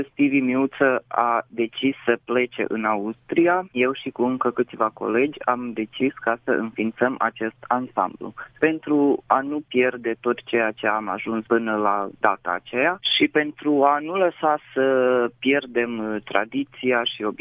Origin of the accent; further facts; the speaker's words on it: Sânmihai, Romania; sunt din Sân Mihai, am 26 de ani și în prezent mă ocup de ansamblu Casa Tineretului.